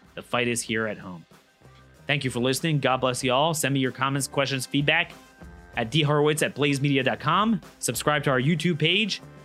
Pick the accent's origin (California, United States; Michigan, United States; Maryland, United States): Maryland, United States; Maryland, my home state